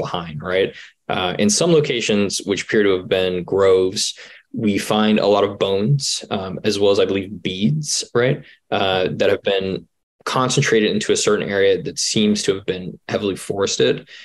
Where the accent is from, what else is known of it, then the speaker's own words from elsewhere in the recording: Georgia, United States; I grew up in Georgia and in North Georgia, there was a big push